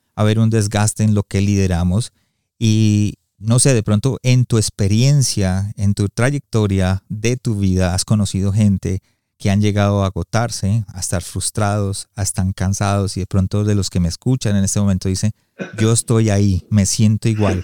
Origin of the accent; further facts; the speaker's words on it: United States; yo crecí en Estados Unidos